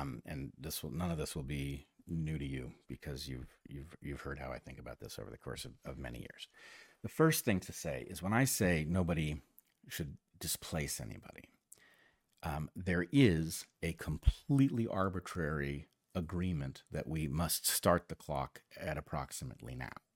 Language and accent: English; United States; I grew up very much as an American